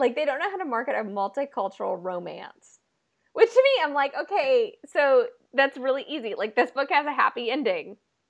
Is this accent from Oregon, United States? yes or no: yes; Oregon, United States; I grew up in Oregon.